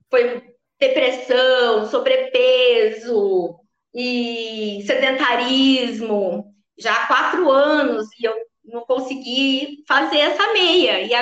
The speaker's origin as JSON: {"language": "Portuguese", "town": "São José do Rio Preto", "region": "São Paulo", "country": "Brazil", "said": "nós somos aqui de São José do Rio Preto. E aí partiu São Paulo fazer a primeira meia."}